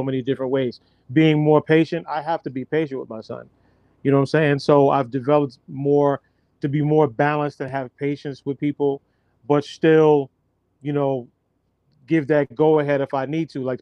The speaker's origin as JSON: {"language": "English", "region": "New York", "country": "United States", "said": "we're from New York. We're from the 90s."}